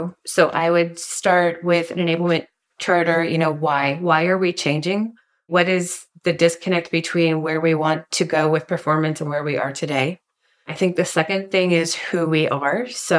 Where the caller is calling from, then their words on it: Trinidad, Colorado, United States; I am dialing in from Southern Colorado. If you've ever heard of Trinidad, Colorado, it is about 20 miles north of the New Mexico border.